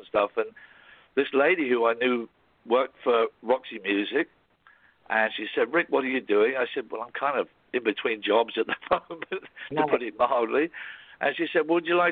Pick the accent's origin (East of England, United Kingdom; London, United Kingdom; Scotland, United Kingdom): East of England, United Kingdom; Cambridge; moved away as an adult; I grew up in Cambridge in England